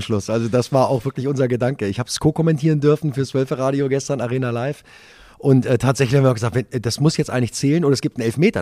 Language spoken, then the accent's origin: German; Wolfsburg, Lower Saxony, Germany; Ich bin gebürtiger Wolfsburger